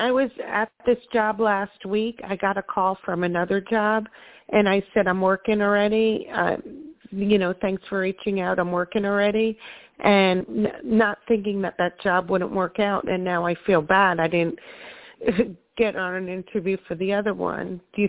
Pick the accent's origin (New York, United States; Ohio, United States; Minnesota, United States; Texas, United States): New York, United States; No, up north, New York.